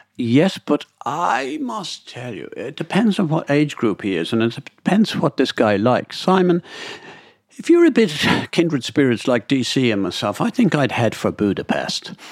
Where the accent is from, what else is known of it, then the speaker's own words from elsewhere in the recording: Dublin, Leinster, Ireland; I'm from Dublin